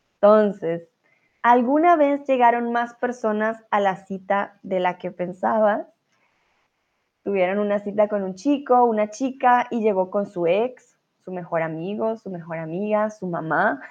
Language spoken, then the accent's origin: Spanish; Colombia; now in Germany; soy colombiana y vivo en estos momentos en Alemania